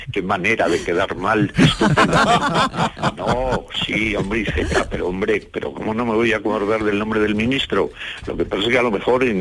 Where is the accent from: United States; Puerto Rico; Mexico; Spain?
Spain; Villablino, Castile and León; yo quiero mucho a mi pueblo, eh, al Valle de la Siana.